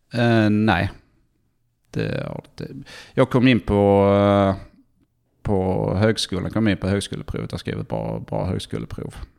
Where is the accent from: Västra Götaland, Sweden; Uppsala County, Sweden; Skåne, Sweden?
Skåne, Sweden; Malmö; moved away as an adult; also born or lived in England / Stockholm / China; now in Palo Alto, United States; sen så flyttade vi till Malmö när jag var tre. tre. Så det, att det, eh, vi är väl mest Malmöbo får man säga